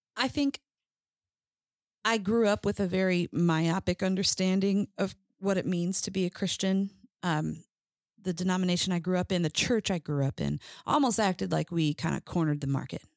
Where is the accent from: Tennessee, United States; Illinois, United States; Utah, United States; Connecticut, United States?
Illinois, United States; Chicago; from Chicago, where everyone has a nickname